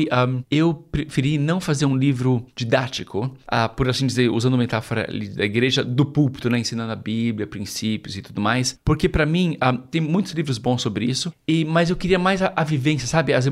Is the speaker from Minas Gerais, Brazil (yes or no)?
no; São Paulo, Brazil; moved away as an adult; now in Rome, Italy; Eu nasci e cresci em São Paulo, capital, e nos últimos 13 anos eu e minha esposa somos missionários em Roma, na Itália.